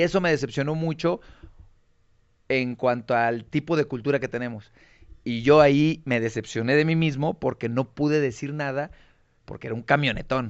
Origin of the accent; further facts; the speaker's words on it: Tonalá, Jalisco, Mexico; also born or lived in Guadalajara; soy nacido en Guadalajara, pero criado y crecido en, Tonalá. Soy de Lomas del Camichín